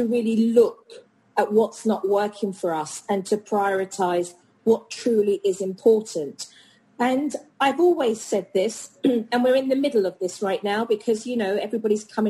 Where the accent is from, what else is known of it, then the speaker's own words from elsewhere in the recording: United Kingdom; now in United States; as a Brit